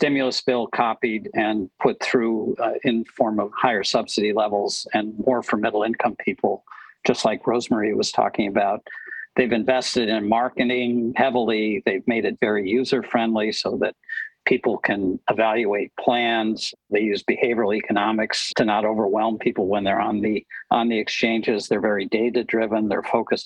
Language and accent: English; Minnesota, United States; moved away; Being originally from Minnesota